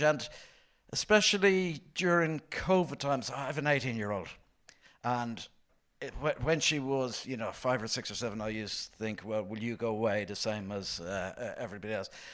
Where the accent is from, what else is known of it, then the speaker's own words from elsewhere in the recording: Ireland; growing up in Ireland in the seventies and nineties